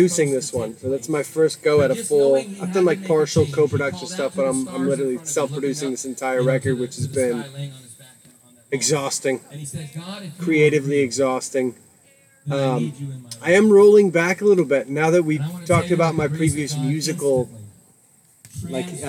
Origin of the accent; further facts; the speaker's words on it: Texas, United States; moved away; I'm from Texas originally